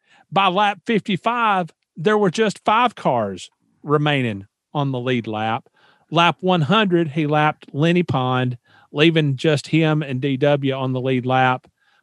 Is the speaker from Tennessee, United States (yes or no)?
yes; Nashville, Tennessee, United States; Nashville, there in my hometown.